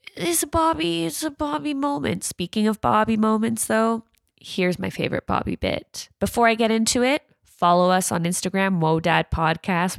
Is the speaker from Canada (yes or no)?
yes; Canada; I say pasta 'cause I'm Canadian